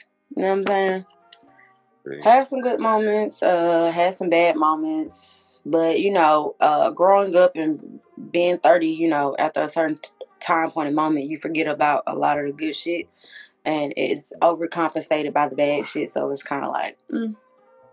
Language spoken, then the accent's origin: English; Atlanta, Georgia, United States; my culture is definitely Atlanta bound, the Atlantean way of life.